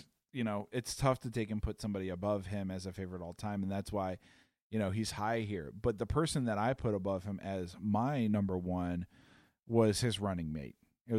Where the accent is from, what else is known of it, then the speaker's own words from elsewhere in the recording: Chicago, Illinois, United States; growing up in Chicago